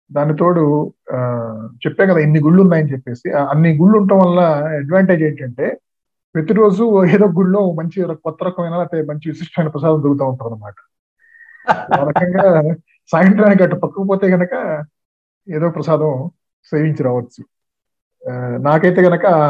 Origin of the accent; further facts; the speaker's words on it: Chebrolu, Andhra Pradesh, India; పల్లెటూరులోనే పెరిగాను అంటే పదవ తరగతి దాకా నేను గుంటూరు జిల్లా చేబ్రోలు అనే గ్రామంలో